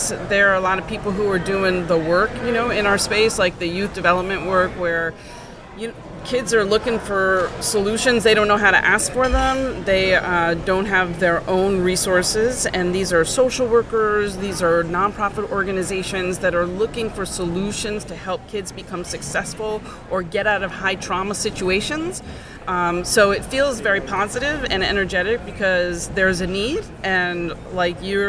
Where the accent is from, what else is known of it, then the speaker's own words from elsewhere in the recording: New York, United States; that's where I grew up, in Soho, Greenwich Village, Lower East Side